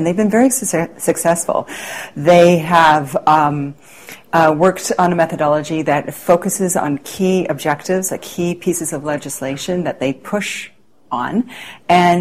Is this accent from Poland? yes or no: no; Canada; I was asked as a Canadian